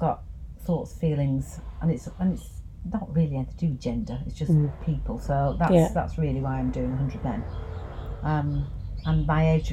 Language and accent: English; the north of England, United Kingdom; accent: Northern; moved away as an adult; now in London, United Kingdom; being Northern.